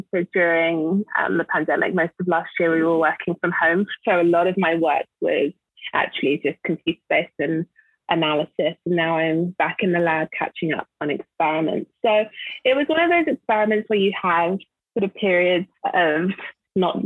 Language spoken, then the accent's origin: English; London, United Kingdom; moved away as an adult; also born or lived in Nigeria (ancestry); now in Los Angeles, United States; So I'm from London originally, and I grew up in London. My parents are Nigerian